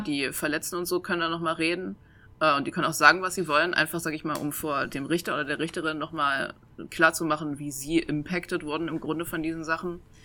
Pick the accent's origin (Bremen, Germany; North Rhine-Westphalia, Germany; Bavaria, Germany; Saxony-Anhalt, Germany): Saxony-Anhalt, Germany; moved away; also born or lived in Mainz; ich komme ursprünglich aus Sachsen-Anhalt, also so aus dem Harzvorland